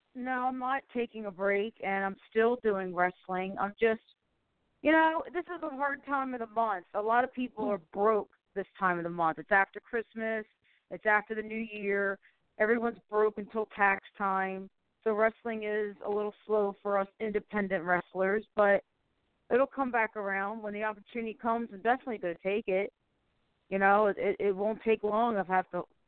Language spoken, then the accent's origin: English; Baltimore, Maryland, United States; moved away as an adult; also born or lived in California; I'm back to my hometown Baltimore, Maryland